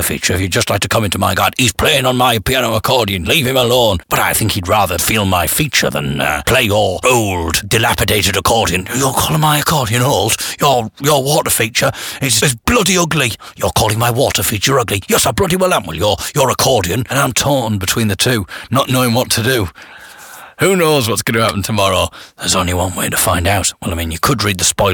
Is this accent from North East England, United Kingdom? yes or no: yes; Teesside, North East England, United Kingdom; now in Sheffield, United Kingdom; I'm from Teesside originally.